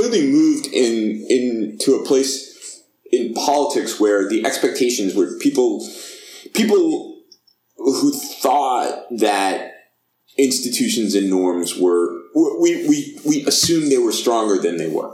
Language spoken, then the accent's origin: English; United States; as both an American as well as someone who's a political scientist